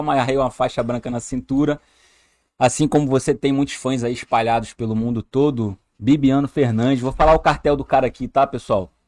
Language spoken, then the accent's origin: Portuguese; Rio de Janeiro, Brazil; moved away as an adult; now in Amazonas, Brazil; sou carioca, sou do Rio de Janeiro